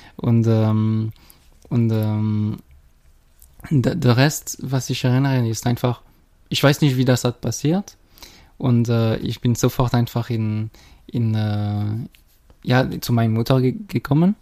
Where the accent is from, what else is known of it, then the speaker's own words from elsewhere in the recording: Geneva, Switzerland; accent: French; German is a second language; moved away as an adult; now in Schaffhausen, Switzerland; ich bin äh, in Genf äh, geboren